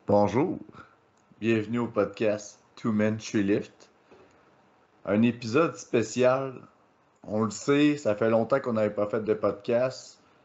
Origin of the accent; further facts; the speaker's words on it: KRTB, Quebec, Canada; au KRTB dans mon patelin